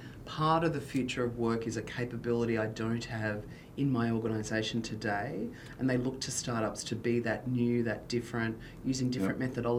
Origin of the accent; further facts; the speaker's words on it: Queensland, Australia; being a Queenslander